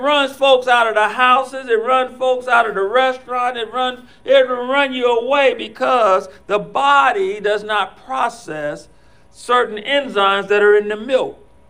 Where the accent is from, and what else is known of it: Ohio, United States; born or raised there